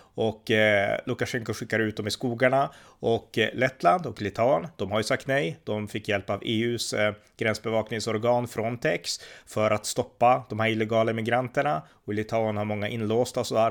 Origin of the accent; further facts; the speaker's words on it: Sweden; jag var från Sverige